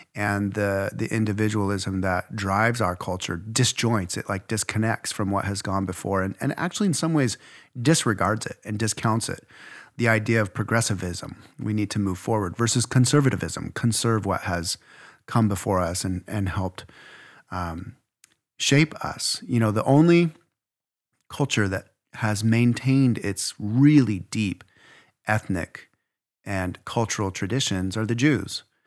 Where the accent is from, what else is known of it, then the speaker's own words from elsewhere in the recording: Idaho, United States; I'm from Idaho